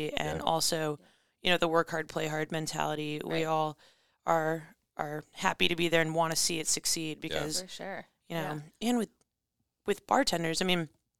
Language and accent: English; Illinois, United States; So I'm actually from Chicago suburbs, from Illinois, born and raised with, you know, 30 family members in the same town.